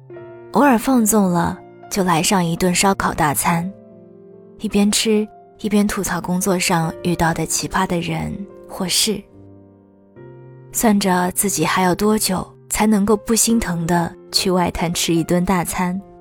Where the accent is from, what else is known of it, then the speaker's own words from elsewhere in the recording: Shanghai, China; 我是土生土长的上海姑娘呀。我很少在节目里提及对这座城市的喜爱